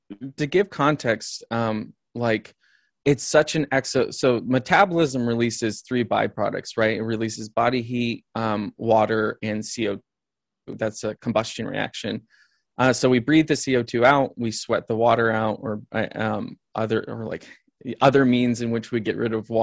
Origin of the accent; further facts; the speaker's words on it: the Midwest of the United States, United States; I grew up in the Midwest of the United States.